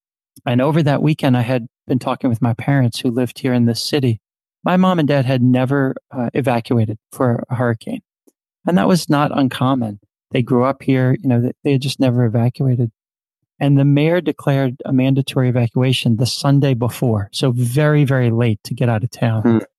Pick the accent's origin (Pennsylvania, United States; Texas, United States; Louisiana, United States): Louisiana, United States; New Orleans; moved away as an adult; also born or lived in Northern Virginia; So I'm sitting in New Orleans today. I was born and raised in New Orleans in the heart of the city.